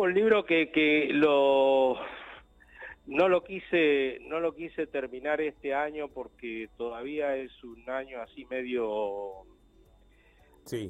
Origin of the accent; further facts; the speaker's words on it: Río Gallegos, Santa Cruz, Argentina; Yo vengo de Río Gallego, Río Gallego me dicen uh, una ciudad tan chata